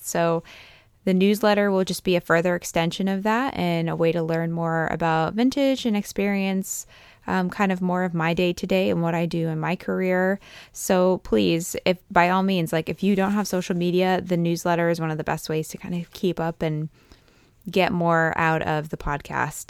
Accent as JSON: {"language": "English", "region": "East Coast", "country": "United States", "tie": "born or raised there", "moved": "yes", "lives_now": "Fresno, United States", "said": "growing up in the East Coast"}